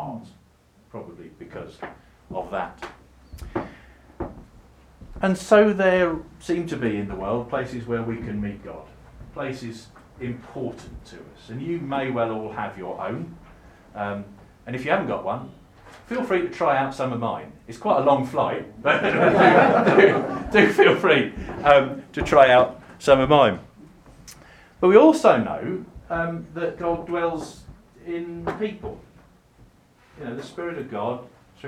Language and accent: English; Attleborough, East of England, United Kingdom; That's my hometown